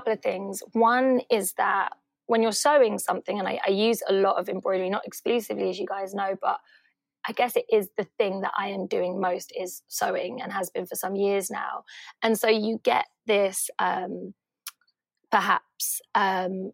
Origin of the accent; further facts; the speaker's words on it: London, United Kingdom; growing up in Hackney in the 80s and 90s